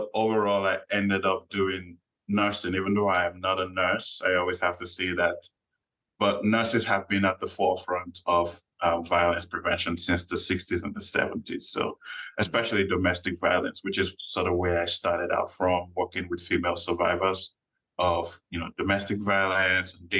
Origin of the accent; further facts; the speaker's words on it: Nigeria; moved away as an adult; now in United States; Growing up in Nigeria, first son of the family